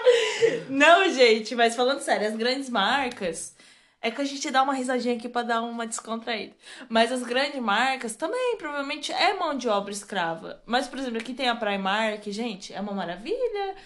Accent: Brazil; a gente é brasileira

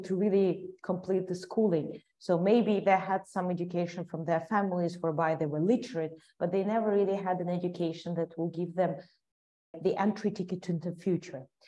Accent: Ukraine; I'm a proud Ukrainian and I love a lot my, my home country

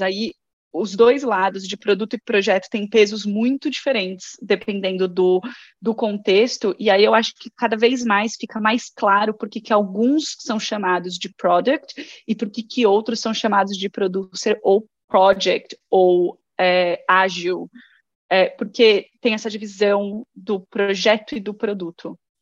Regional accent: Guarulhos, São Paulo, Brazil; moved away as an adult; now in Sweden; eu sou de Guarulhos, de São Paulo

